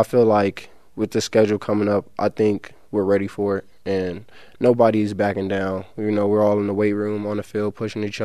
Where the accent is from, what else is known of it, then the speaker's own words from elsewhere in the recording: United States; I'm definitely American